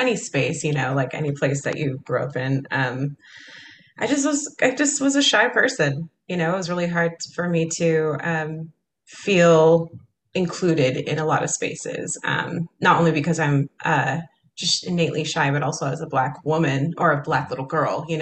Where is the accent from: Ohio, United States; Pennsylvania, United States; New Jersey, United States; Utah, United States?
Utah, United States; Kaysville; Kaysville, Utah.